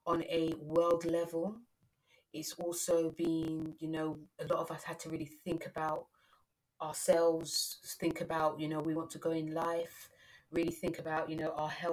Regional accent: London, United Kingdom; I'm British, you know, I'm born in London

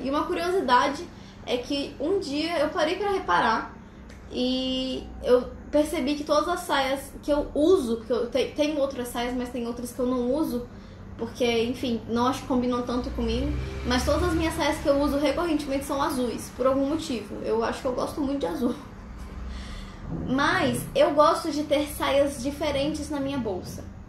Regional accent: Brasília, Federal District, Brazil; eu sou de uma cidade que parece um deserto. Brasília é um lugar muito, seco, muito seco.

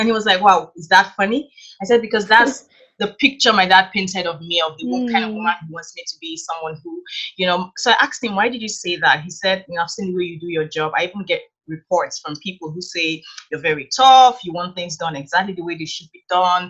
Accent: Nigeria; moved away as an adult; now in Canada; I grew up in Nigeria. So I was born and raised in Nigeria in a very conservative Christian family

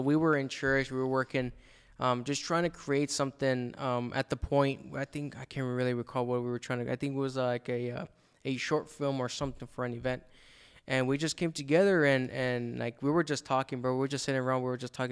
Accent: El Paso, Texas, United States; moved away as an adult; now in Dallas, United States; after high school, I moved from El Paso to Dallas

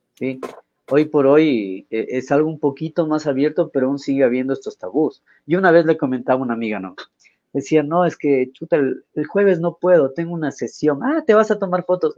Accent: Quito, Pichincha, Ecuador; como sociedad ecuatoriana

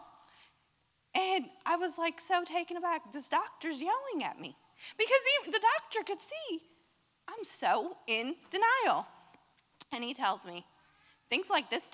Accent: Orlando, Florida, United States; I'm from Orlando

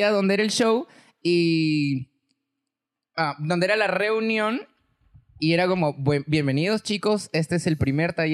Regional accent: Chiclayo, Lambayeque, Peru; Ya, bueno, todo fue porque, como te dije, vine de Chiclayo y una amiga vino a mi rescate

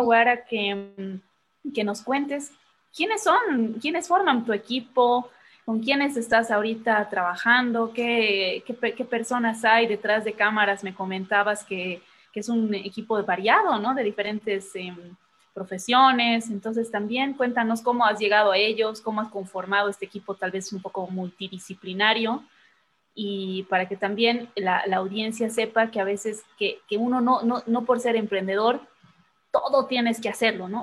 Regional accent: Bolivia

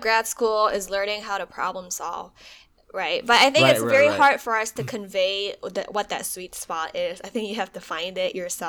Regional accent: Malaysia; moved away as an adult; now in United States; because I moved from Malaysia to US for undergrad, I think that was a huge shift. So adapting to undergrad life, adapting to cultural shock and all that thing, all of that kind of prepared me.

